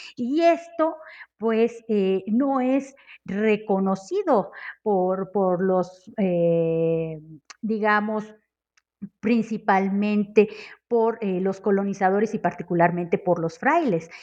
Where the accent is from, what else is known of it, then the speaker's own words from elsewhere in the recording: Monterrey, Nuevo León, Mexico; now in Mexico City, Mexico; soy originaria de Monterrey, Nuevo León y actualmente me encuentro radicando en la Ciudad de México